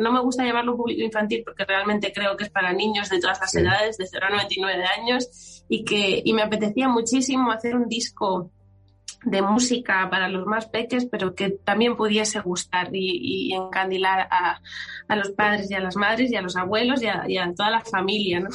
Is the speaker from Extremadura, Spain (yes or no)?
yes; Extremadura, Spain; siendo extremeña